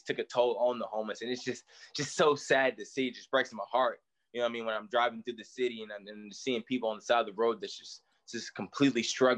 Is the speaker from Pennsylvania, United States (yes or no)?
no; East Tennessee, United States; I grew up in East Tennessee